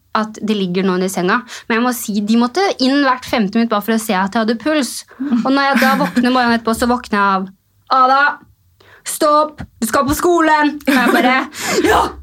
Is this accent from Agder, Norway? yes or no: no; Elverum, Innlandet, Norway; Jeg kommer jo fra bygda det samme. Jeg kommer fra Elverum